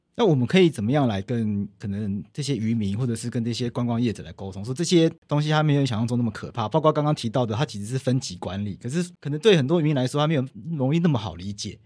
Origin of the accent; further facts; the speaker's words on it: Taiwan; 海洋到底对我们台湾人来说有多重要